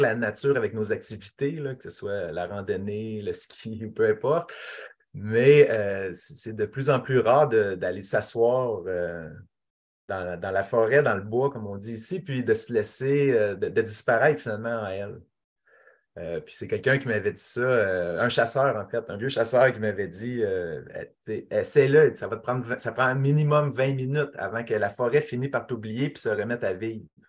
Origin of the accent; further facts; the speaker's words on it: Quebec, Canada; also born or lived in Nunavik; en tant que Québécois